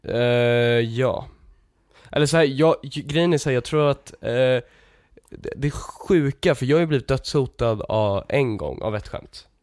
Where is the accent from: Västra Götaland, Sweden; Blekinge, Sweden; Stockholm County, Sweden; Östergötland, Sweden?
Stockholm County, Sweden; Lidingö; jag är ju från eh, eh, den delen av Lidingö som, som är mindre eh, överklass typ.